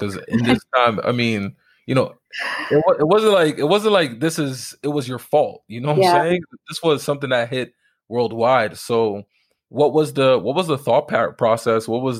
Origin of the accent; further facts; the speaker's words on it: New York, United States; moved away as an adult; now in Calgary, Canada; I grew up in New York. I ended up moving to Calgary. I'm all the way out west now.